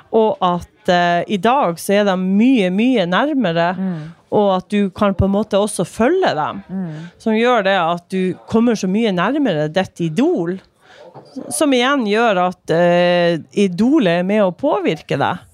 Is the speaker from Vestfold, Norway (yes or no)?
no; Myre, Nordland, Norway; now in Narvik, Norway; Jeg kommer fra Myre i Vesterålen